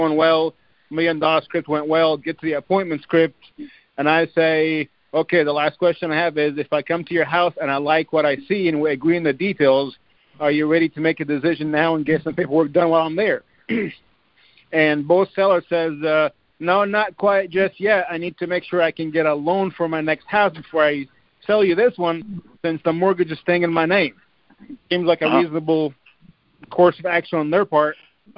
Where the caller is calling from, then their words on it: Indiana, United States; from Indiana.